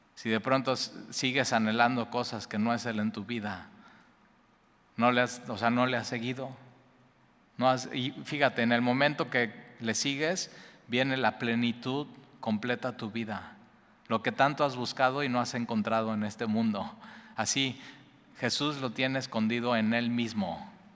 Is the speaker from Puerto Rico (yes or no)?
no; Mexico; somos los mexicanos